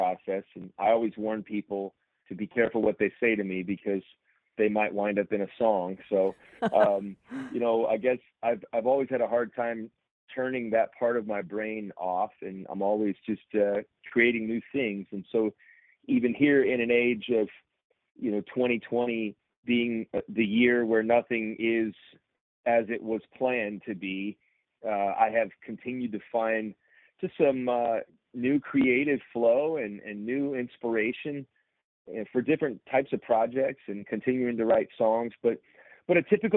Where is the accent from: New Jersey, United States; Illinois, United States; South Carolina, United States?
Illinois, United States; Chicago suburbs; I was a preacher's kid growing up in the Chicago suburbs